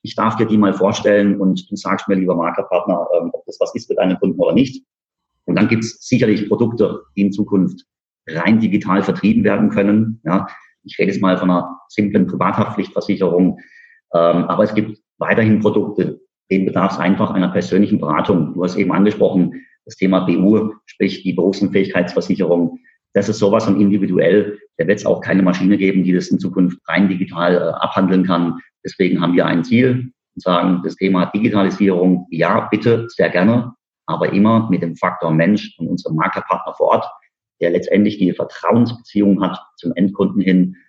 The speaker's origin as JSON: {"language": "German", "town": "Karlsruhe", "region": "Baden-Württemberg", "country": "Germany", "tie": "born or raised there", "said": "Wir sitzen bei Karlsruhe. Äh, ich bin in Karlsruhe geboren"}